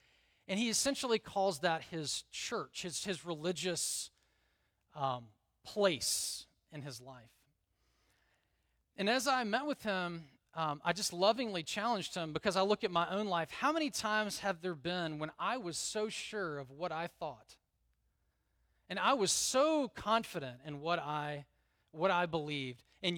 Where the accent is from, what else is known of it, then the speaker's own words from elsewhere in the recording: the South, United States; I grew up in the South. There's a lot of things that are not in the Bible that I thought were in the Bible